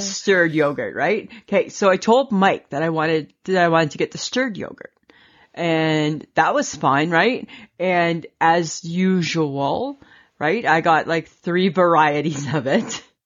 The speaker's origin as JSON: {"language": "English", "country": "Canada", "said": "we're Canadian."}